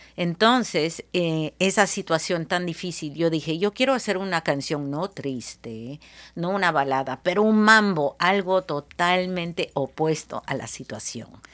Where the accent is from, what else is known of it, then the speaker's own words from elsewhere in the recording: Seattle, Washington, United States; also born or lived in Peru / Lima, Peru; peruana de nacimiento, criada en Seattle, y pasé una década de vuelta en mi país